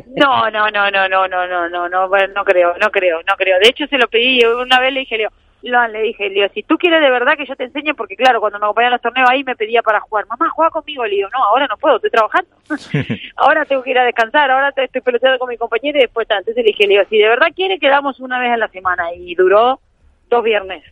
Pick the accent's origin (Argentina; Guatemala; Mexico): Argentina; Soy argentina